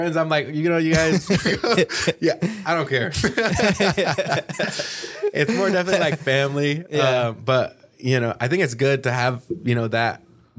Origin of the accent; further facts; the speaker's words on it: California, United States; I made a decision to leave, because I'm from the Bay Area, you know, originally, like North Bay.